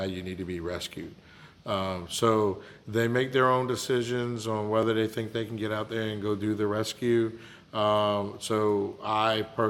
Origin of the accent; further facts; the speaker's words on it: Morgan City, Louisiana, United States; I'm originally from Morgan City